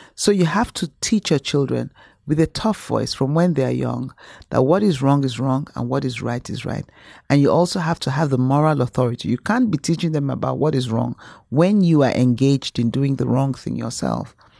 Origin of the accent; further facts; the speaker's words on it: Nigeria; moved away; being a Nigerian